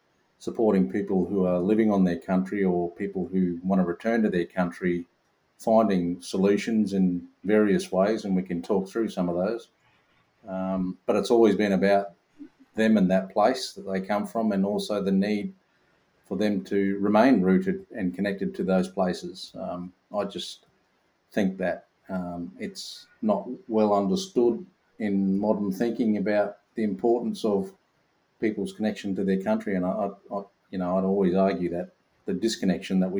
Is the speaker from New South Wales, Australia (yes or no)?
no; Katherine, Northern Territory, Australia; now in Victoria, Australia; I grew up in a little town called Catherine